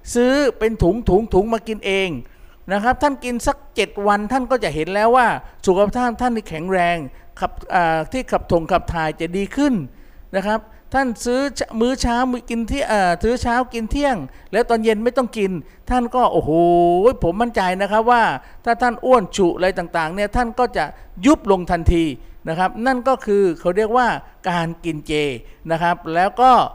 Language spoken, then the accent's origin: Thai; Southern Thailand, Thailand; also born or lived in Bangkok; พวกเราชาวใต้